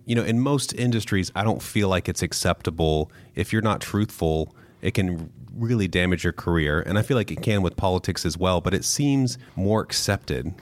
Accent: Midwest, United States; I was raised in the Midwest

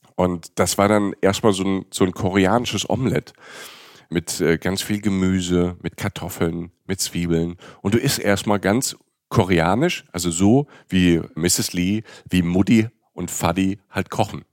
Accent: Rhineland-Palatinate, Germany; ich bin ja Pfälzer

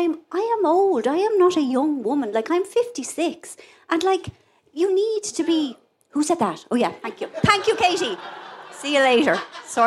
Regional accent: Ireland; I am Irish. Now, I love being Irish

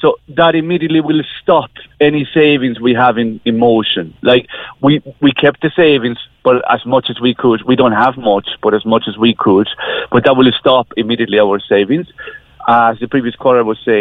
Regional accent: Spain; moved away as an adult; now in Ireland; we're coming from Spain, so we've been living in Ireland for the last 20 years

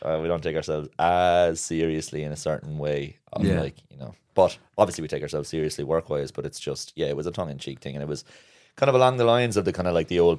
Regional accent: Kilkenny, Leinster, Ireland; now in Cork, Ireland; I'm from Kilkenny originally.

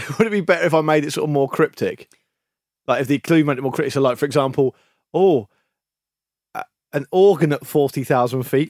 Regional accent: United Kingdom; the radio station I used to listen to growing up on the South Coast

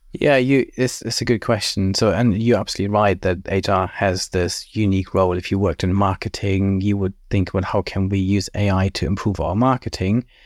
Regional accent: Germany; moved away as an adult; also born or lived in Cambridge, United Kingdom / Cranfield, United Kingdom; I grew up in Germany, then studied at Cambridge

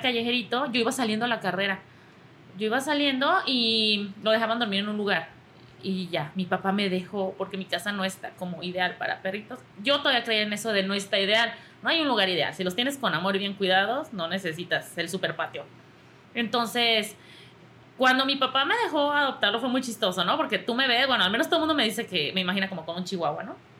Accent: Mexico

